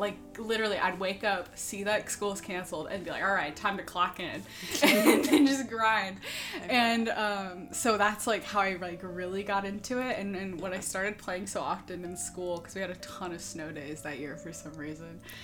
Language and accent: English; Kansas City, Missouri, United States; also born or lived in Savannah, Georgia; I'm from Kansas City, Missouri